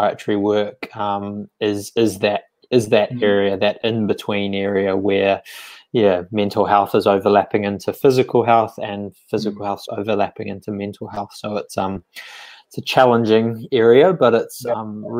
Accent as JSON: {"language": "English", "country": "New Zealand", "tie": "born or raised there", "moved": "yes", "said": "grew up in sort of a rural town in New Zealand, and did all my sort of school and things there."}